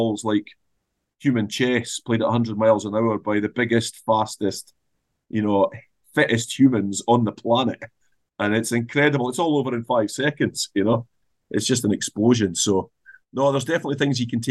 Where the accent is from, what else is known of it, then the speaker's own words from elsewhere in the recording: Scotland, United Kingdom; if I'm looking at Scotland, we're Scottish, right? We've got a Scottish culture.